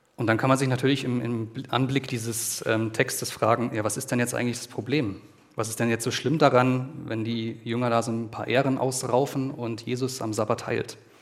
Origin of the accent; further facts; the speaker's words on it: Germany; bei uns in Deutschland